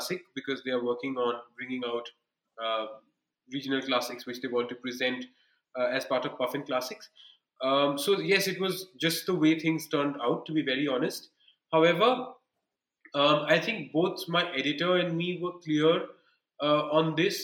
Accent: Bikaner region, Rajasthan, India; I come from the Bikaner region.

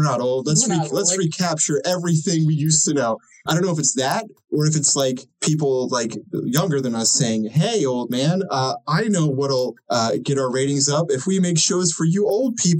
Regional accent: Baltimore, Maryland, United States; we're from the Baltimore area

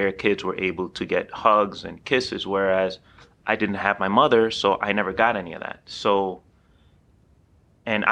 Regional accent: Honduras; also born or lived in Queens, New York, United States; now in Philadelphia, United States; I was born in Jamaica, Queens, New York, Queens General Hospital. At the age of 6 months, my mother couldn't afford to keep me here. She was from Honduras, and she was here illegally as well. So since I was born here, I was a citizen, so she sent me back to Honduras to be raised by my grandmother, my aunt

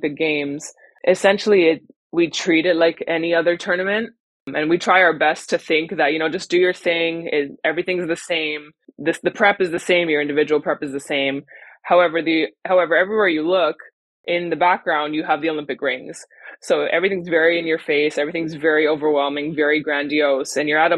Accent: Montreal, Quebec, Canada; now in Victoria, Canada; I'm from Montreal originally.

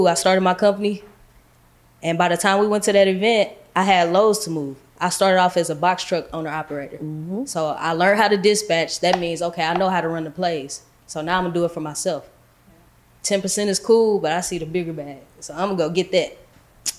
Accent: St. Louis, Missouri, United States; moved away as an adult; now in Dallas, United States; I'm from St. Louis. I come from the trenches, the hood, the bottom.

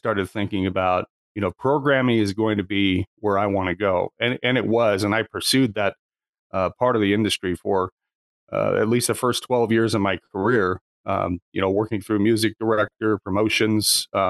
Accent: Lakeport, California, United States; now in Medford, United States; I grew up in a small town in Northern California, Lakeport, in a resort community a couple of hours north of San Francisco.

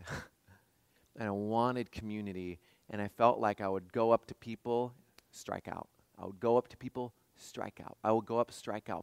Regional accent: West Coast, United States; moved away; I grew up on the West Coast

